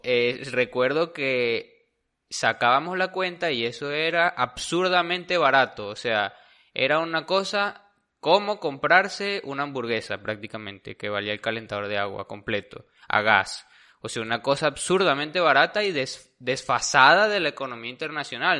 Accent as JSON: {"language": "Spanish", "country": "Venezuela", "said": "como venezolano"}